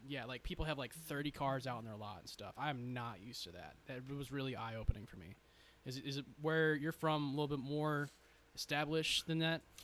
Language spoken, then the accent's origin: English; Mesquite, Texas, United States; also born or lived in California; now in Forney, United States; I moved here from California, but was raised in Mesquite